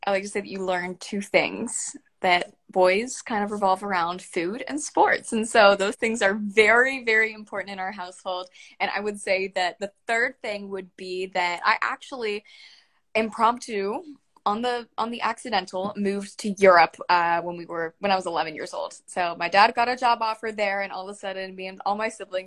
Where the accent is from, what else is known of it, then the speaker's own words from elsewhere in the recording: Cincinnati, Ohio, United States; I'm from Cincinnati, and we are home to Skyline Chili